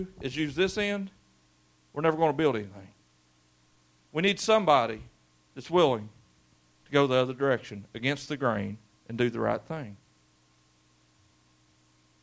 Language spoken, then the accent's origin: English; Brary, Kentucky, United States; We grew up in Brary. That's before the double A, and it was just a little road going up Brary